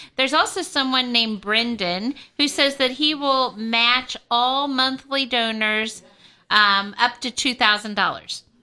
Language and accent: English; Kansas City, United States; moved away; I come from Kansas City, so I'm not part of the diocese